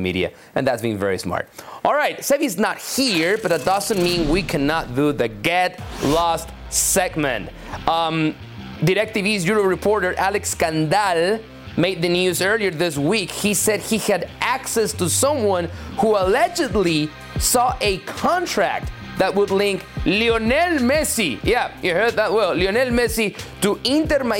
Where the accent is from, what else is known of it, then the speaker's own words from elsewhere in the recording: Mexico; me being born and raised in Mexico